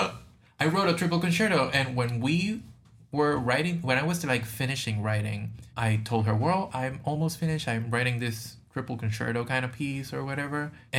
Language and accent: English; Puerto Rico; I am from Puerto Rico, and I'm 28 years old.